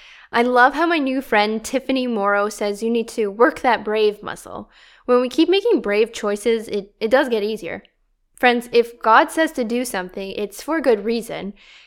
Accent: Canada; It's not very peaceful sounding, eh? Yes, I am Canadian.

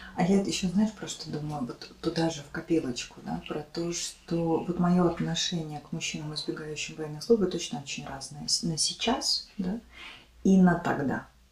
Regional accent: Mogilev, Mogilev Region, Belarus; moved away as an adult; also born or lived in Minsk, Belarus; now in Ukraine; в моем родном городе Могилеве, но, тем не менее, это было в Беларуси

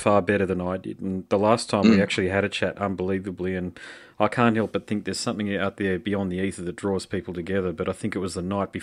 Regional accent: Australia; as an Aussie

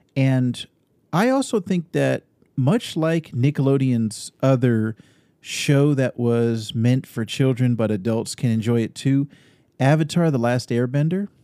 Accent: Northern California, United States; moved away as an adult; also born or lived in Austin, Texas / Sacramento, California; now in Arizona, United States; I grew up in Northern California, lived in Sacramento for many years

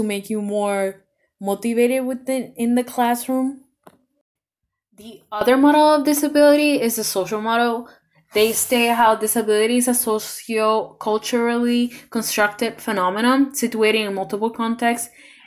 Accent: Puerto Rico; now in Cleveland, United States; I'm from Puerto Rico

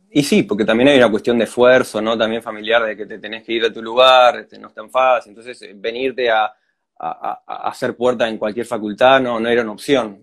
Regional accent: La Paloma, Rocha, Uruguay; soy de La Paloma, sí, nací en Rocha, pero viví toda la vida en La Paloma.

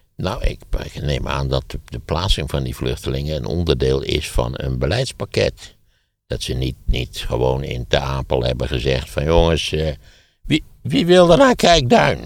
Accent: Wageningen, Gelderland, Netherlands; Ik ben opgegroeid in Wageningen, wat in feite ook de provincie is

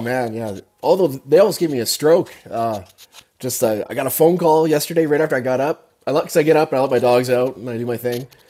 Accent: Canada; also born or lived in Calgary; I'm from Canada. I'm up in Calgary

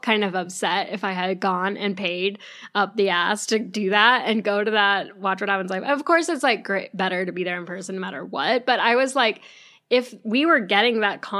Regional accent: Oregon, United States; I'm from Oregon, so we have lots of Mormons.

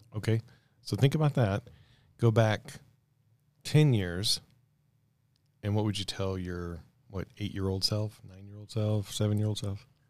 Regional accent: Mississippi, United States; now in Colorado, United States; I grew up in Mississippi.

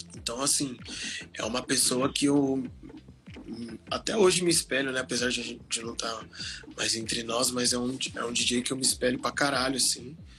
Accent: Osasco, São Paulo, Brazil; sou de Osasco, mano, sou de Osasco

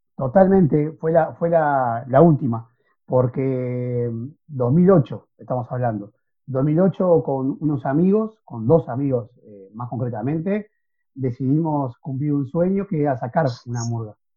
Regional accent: Montevideo, Uruguay; en mi barrio, que es el barrio Cordón, donde yo nací

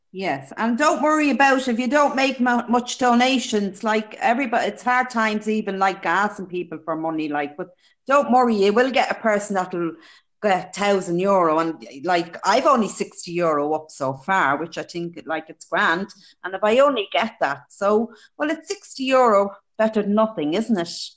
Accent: Dublin, Leinster, Ireland; now in County Meath, Ireland; I live in County Meath. I'm originally from Dublin.

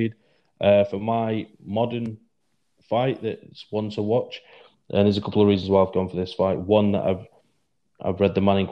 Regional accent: Manchester, North West England, United Kingdom; my hometown of Manchester

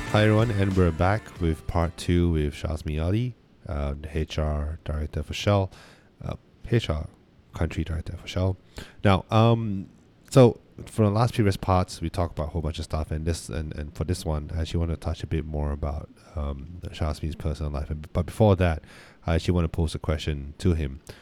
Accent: Malaysia; we're from Malaysia

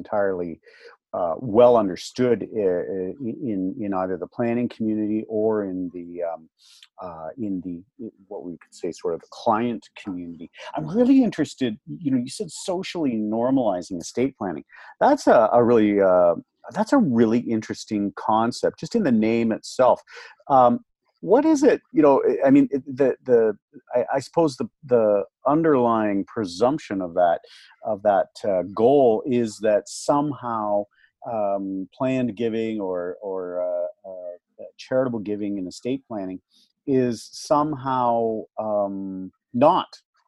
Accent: Canada

